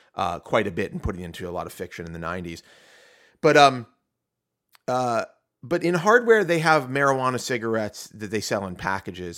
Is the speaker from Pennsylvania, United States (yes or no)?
yes; Pittsburgh, Pennsylvania, United States; I'm from Ketchup City, USA, Pittsburgh, Pennsylvania